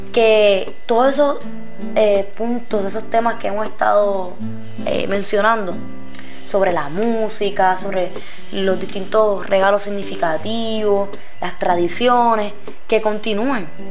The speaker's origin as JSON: {"language": "Spanish", "town": "Aguas Buenas", "country": "Puerto Rico", "tie": "born or raised there", "also_born_or_lived": "Caguas", "said": "Yo no nací aquí, pero siempre estudié aquí. Estudié en casi todas las escuelas públicas de Aguas Buenas."}